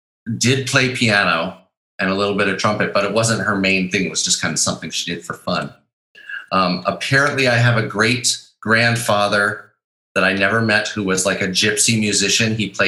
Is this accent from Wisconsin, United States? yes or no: yes; Wisconsin, United States; also born or lived in Chicago / Minnesota; I was born in Chicago, and I grew up all around the Midwest, mostly in Wisconsin and Minnesota.